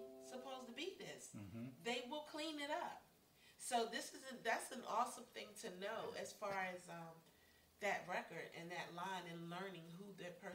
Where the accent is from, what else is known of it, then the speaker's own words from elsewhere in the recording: United States; I am from here. I'm from America. I go back 7 or 8 generations